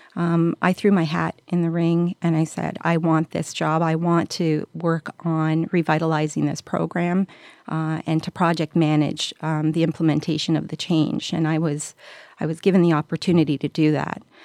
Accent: Montreal, Quebec, Canada; I was, uh, born and raised in Montreal

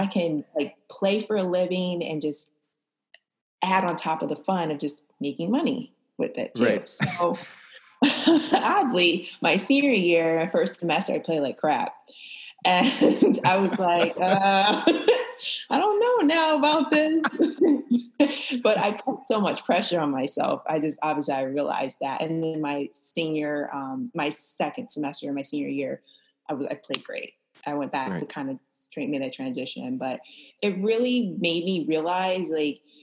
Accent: Flint, Michigan, United States; I am from Flint, Michigan, and I am a professional golfer

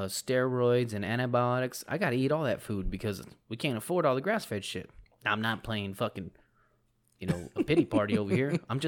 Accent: South Texas, United States; we're from South Texas.

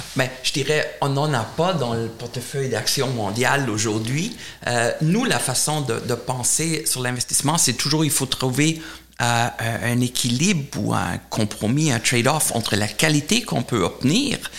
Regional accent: Germany; accent: German; French is a second language; moved away; j'ai un accent allemand, donc je suis allemand

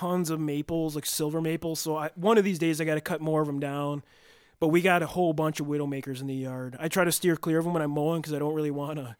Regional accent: Elkhorn, Wisconsin, United States; We come from Elkhorn.

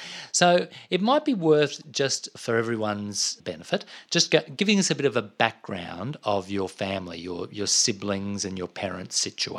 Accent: Toowoomba, Queensland, Australia; I grew up in Toowoomba. And there was not a beach in sight there, and no one had a pool except for the very posh people.

